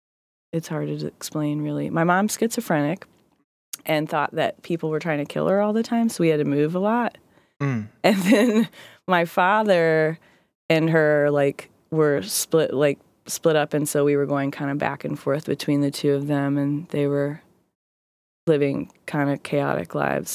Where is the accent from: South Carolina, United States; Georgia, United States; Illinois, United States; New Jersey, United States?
South Carolina, United States; Greenville; born there; I was born in South Carolina. I was born in Greenville, South Carolina. I moved a whole lot when I was growing up.